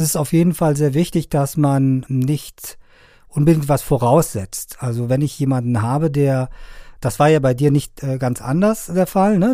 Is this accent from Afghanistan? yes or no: yes; Afghanistan; now in Germany; ich komme ja ursprünglich aus Afghanistan